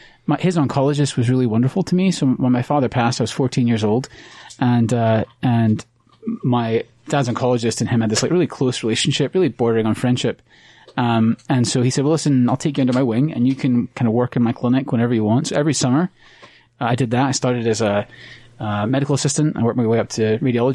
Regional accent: Austin, Texas, United States; also born or lived in Edinburgh, Scotland; now in Utah, United States; I was born in Edinburgh, Scotland. And then when I was 8, my father, who was a professor, got a job offer in Austin, Texas

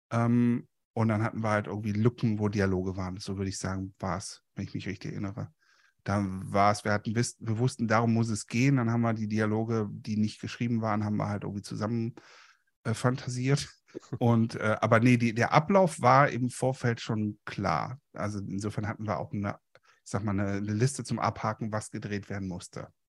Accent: Moers, North Rhine-Westphalia, Germany; Und wir hatten einen richtigen Polizisten, also hier in dem Ort in, in Mörs, im Stadtteil Kapellen, hatten wir einen quasi einen Dorfbullen

